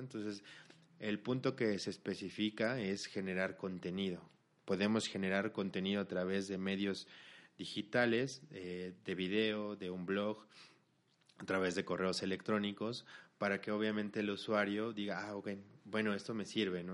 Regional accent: Mexico; los socios somos mexicanos

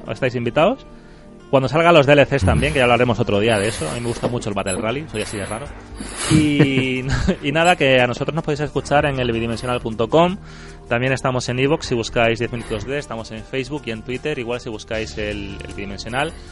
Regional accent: Andalusia, Spain; accent: Andalusian; Si están mis amigos de Jerez, tengo acento andaluz y si no, tengo acento neutro.

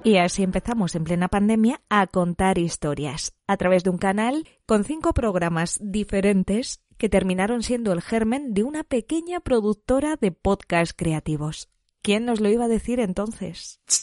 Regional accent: Alicante, Valencian Community, Spain; moved away as an adult; now in Madrid, Spain; Nací hace 26 años en Alicante y desde hace 8 vivo en Madrid

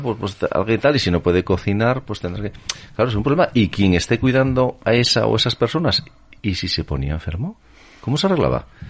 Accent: Asturias, Spain; como somos los asturianos

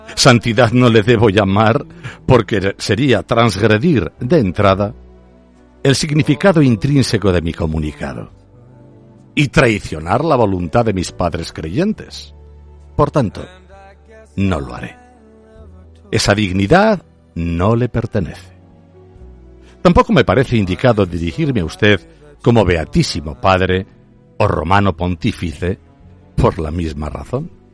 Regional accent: Aragon, Spain; solo soy un zapatero aragonés

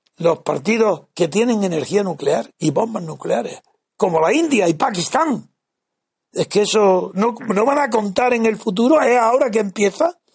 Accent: Órgiva, Andalusia, Spain; mi pueblo Orgiva

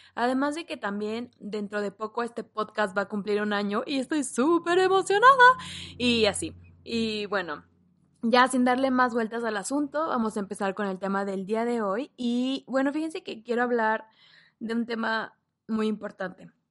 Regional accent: Mexico; en mi país, en México

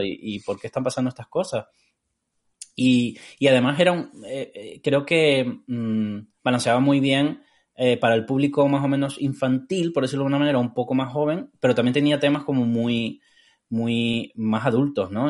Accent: Tenerife, Canary Islands, Spain; also born or lived in Cádiz, Andalusia, Spain; yo eh, nací en Cádiz eh, y me mudé a Tenerife a los 9 años por ahí

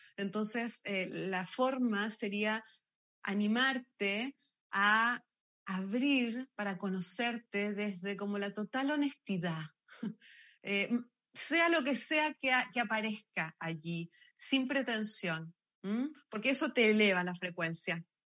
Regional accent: Argentina; now in Chile; Yo soy argentina, nacida y criada

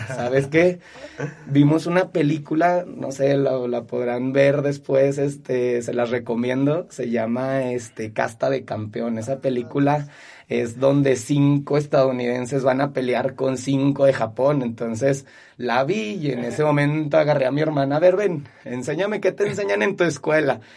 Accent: Zacatecas, Mexico; also born or lived in Guadalupe, Zacatecas; nací aquí en Zacatecas, me crié aquí en Zacatecas, he estudiado aquí en Zacatecas, trabajo aquí en mi ciudad

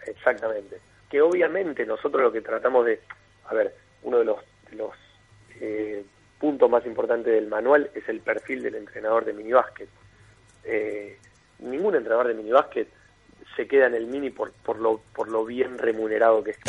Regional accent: Mar del Plata, Buenos Aires Province, Argentina; Juan y yo somos de Mar del Plata

